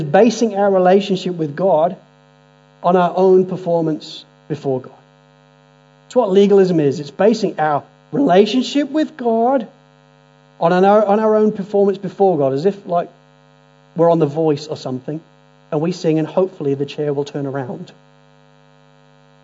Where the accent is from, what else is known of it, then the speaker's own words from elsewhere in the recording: Spalding, East Midlands, United Kingdom; growing up in Spalding in Lincolnshire